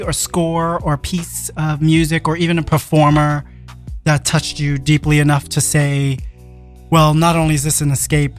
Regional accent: New York City, New York, United States; I grew up in New York City. We know what Washington Heights looks like. We lived in the Heights, literally, and past and beyond and around.

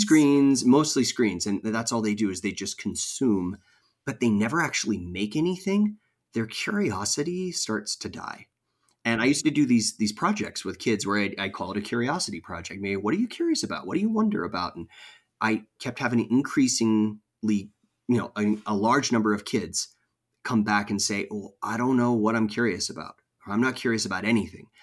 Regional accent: California, United States; moved away as an adult; also born or lived in Virginia; I grew up in California, but I went to live in Virginia for a while

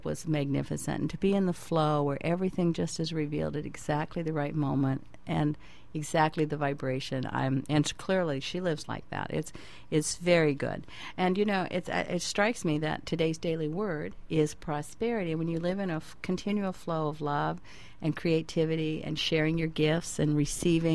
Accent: California, United States; moved away as an adult; also born or lived in Overland Park, Kansas; now in Maui, United States; I'm native Californian

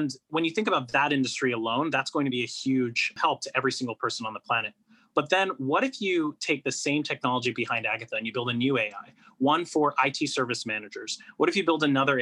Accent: Toronto, Ontario, Canada; I was born and raised in Toronto in Canada

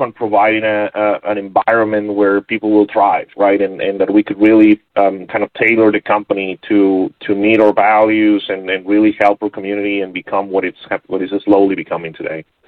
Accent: Monterrey, Nuevo León, Mexico; moved away as an adult; also born or lived in San Diego; I was born and raised in Monterrey, Mexico

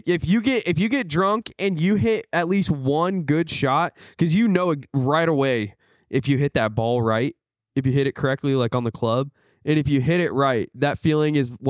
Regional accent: Omaha, Nebraska, United States; Omaha, Nebraska. That's right on the edge of Nebraska and in Iowa.

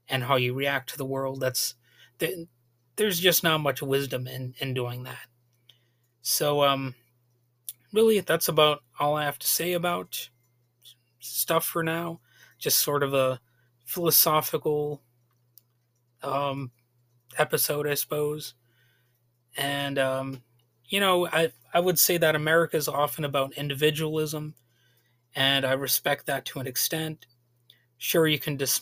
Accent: United States; we're an American people with a long and convoluted history

